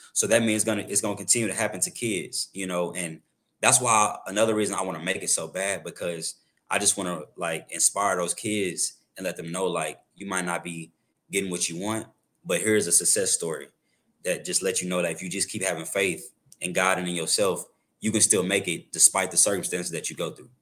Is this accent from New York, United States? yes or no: no; Arlington, Texas, United States; also born or lived in Waxahachie, Texas; I'm originally from, uh, Wauchatchie, Texas, um, but I grew up in Arlington, so, like, the Dallas area